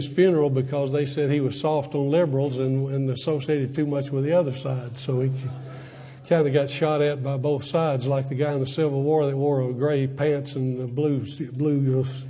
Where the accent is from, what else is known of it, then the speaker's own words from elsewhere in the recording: Athens, Alabama, United States; I grew up going to Athens Bible School, which my dad had started